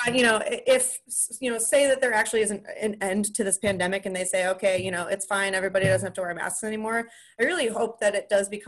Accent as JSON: {"language": "English", "town": "De Pere", "region": "Wisconsin", "country": "United States", "said": "I'm from northern Wisconsin. I'm from De Pere, Wisconsin, like right outside of Green Bay"}